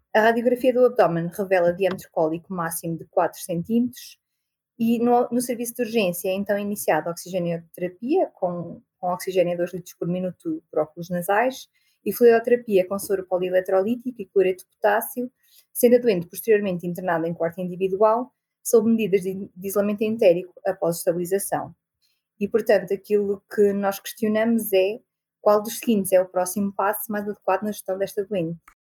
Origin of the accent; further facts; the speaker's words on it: Viseu, Portugal; also born or lived in Coimbra; estudei em Coimbra sou de Viseu e é onde também estou a trabalhar agora